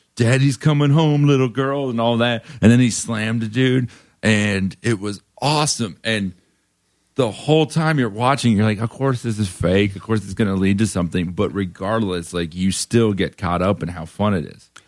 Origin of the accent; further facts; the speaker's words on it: Davie, Florida, United States; now in Brooklyn, United States; I'm from Florida.